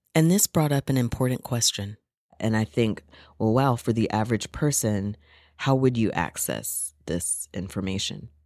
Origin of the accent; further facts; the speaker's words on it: United States; now in Canada; I'm an American of African descent